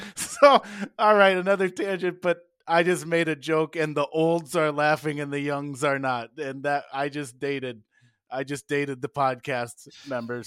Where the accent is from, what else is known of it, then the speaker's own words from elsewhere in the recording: Wisconsin, United States; now in Iowa, United States; growing up in Wisconsin